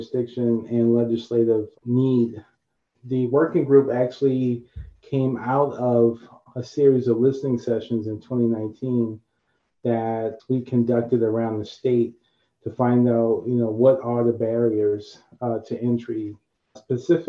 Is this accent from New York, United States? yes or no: yes; New York City, New York, United States; growing up in Harlem, no agriculture in New York City